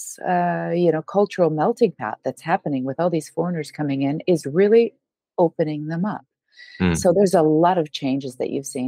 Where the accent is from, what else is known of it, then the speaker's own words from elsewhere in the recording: United States; moved away as an adult; now in Portugal; I'm American